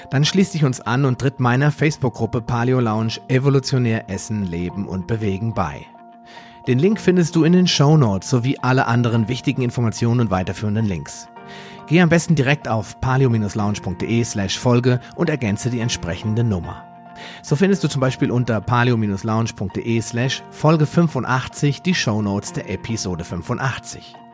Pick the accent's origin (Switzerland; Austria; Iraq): Switzerland; aber bestell mal was als Schweizer in Deutschland, das ist ja ein riesen Theater immer.